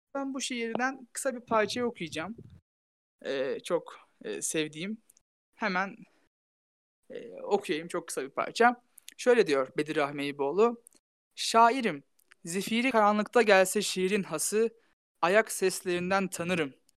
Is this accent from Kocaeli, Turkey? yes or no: no; Tokat, Turkey; moved away; yaklaşık iki haftadır memleketimdeyim. Tokatlıyım